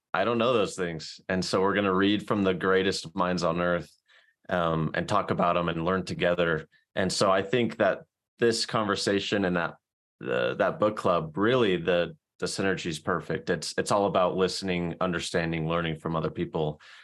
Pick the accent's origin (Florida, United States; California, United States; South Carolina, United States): South Carolina, United States; now in Salt Lake City, United States; I'm from South Carolina. I'm currently living in Salt Lake City